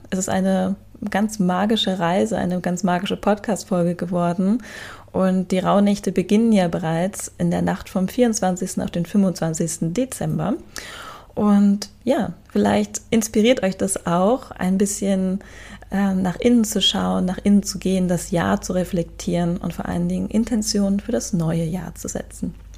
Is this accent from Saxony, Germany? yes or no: no; Hamburg, Germany; Wir kommen beide aus Hamburg